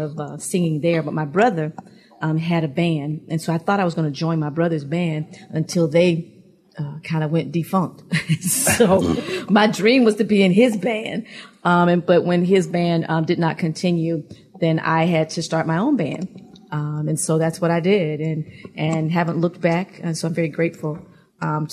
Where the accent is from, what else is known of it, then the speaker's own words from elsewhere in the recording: Atlanta, Georgia, United States; also born or lived in Alabama; I am originally from Alabama and grew up here in Atlanta